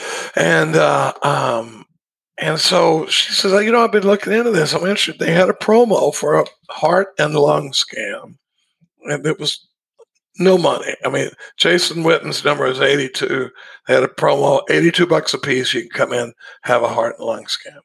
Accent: Dallas, Texas, United States; now in Austin, United States; I grew up in Dallas

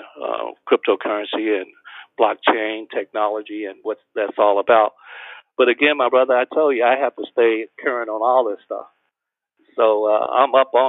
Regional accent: Alabama, United States; me growing up in Alabama in the 50s

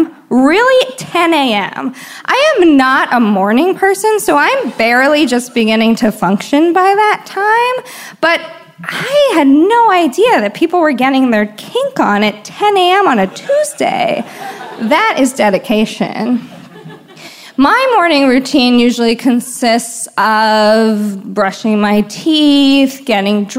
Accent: Washington, District of Columbia, United States; now in San Francisco, United States; I'm originally from Washington, D.C.

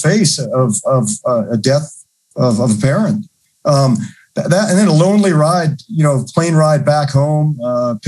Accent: Minnesota, United States; moved away as an adult; Am I still in the state of Minnesota, which is great? Do I ever leave my hometown?

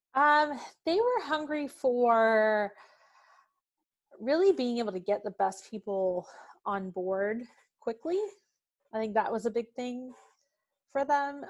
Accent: Smithfield, Virginia, United States; moved away as an adult; now in Atlanta, United States; actually grew up in Smithfield. It's the ham capital of the world.

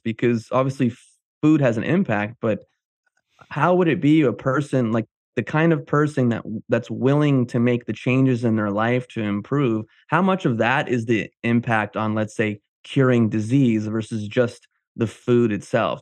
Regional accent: New Jersey, United States; I grew up in the diner business, my dad had a diner in New Jersey

